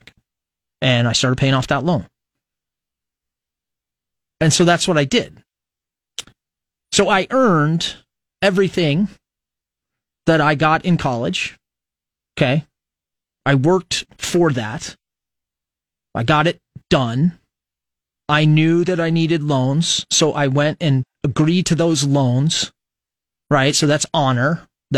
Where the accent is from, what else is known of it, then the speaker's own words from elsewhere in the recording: United States; as an American